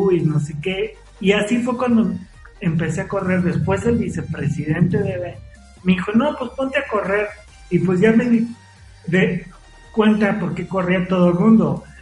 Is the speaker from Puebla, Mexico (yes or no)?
yes; Puebla, Mexico; cuando era niño, cuando estaba en Puebla, que nadaba, también